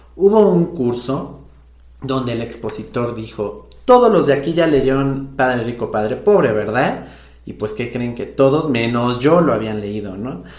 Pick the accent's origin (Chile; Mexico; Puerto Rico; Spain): Mexico; aquí en mi país, en México